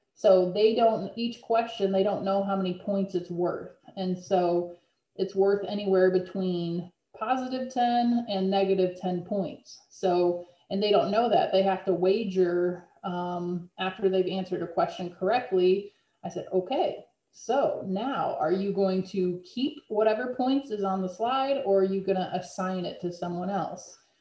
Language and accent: English; Illinois, United States; also born or lived in Kentucky; I'm actually from Illinois. I, I moved closer to home